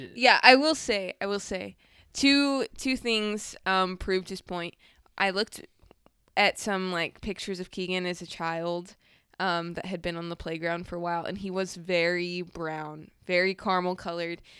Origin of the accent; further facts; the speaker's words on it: Moreno Valley, California, United States; moved away; I grew up in Moreno Valley, California.